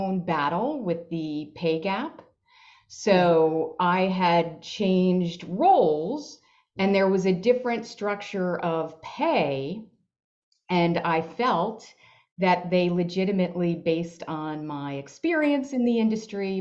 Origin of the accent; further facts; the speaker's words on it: Long Island, New York, United States; I grew up on Long Island in New York